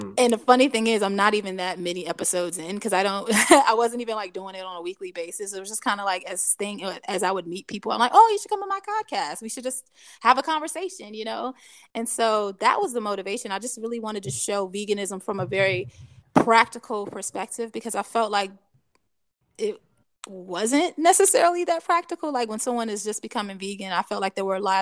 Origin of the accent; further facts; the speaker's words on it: Hampton Roads, Virginia, United States; I grew up in Hampton Roads and I lived like literally probably like 15 minutes from PETA